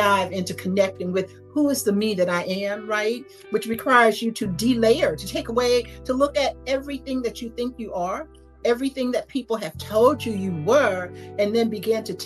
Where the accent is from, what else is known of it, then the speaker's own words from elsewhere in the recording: Gainesville, Florida, United States; moved away as an adult; also born or lived in Tallahassee, Florida; now in Atlanta, United States; I grew up in Gainesville, Florida.